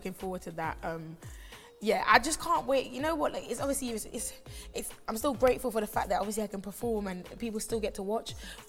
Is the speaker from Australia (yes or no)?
no; London, United Kingdom; also born or lived in Kingston, Jamaica; But also the fact that I actually came here when I was 5. So I've lived in London for many years, and I'm also a Londoner, you know